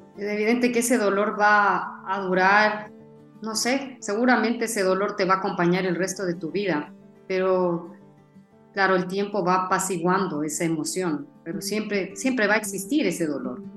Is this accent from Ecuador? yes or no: yes; Ecuador; los ecuatorianos a nivel mundial, los que estamos